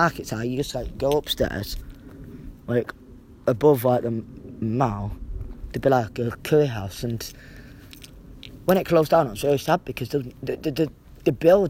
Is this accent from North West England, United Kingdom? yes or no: yes; Hyde, North West England, United Kingdom; I grew up in Hyde, and I love Hyde.